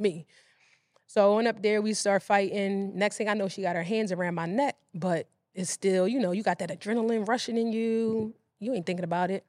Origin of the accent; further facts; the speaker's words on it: Philadelphia, Pennsylvania, United States; I grew up in West Philadelphia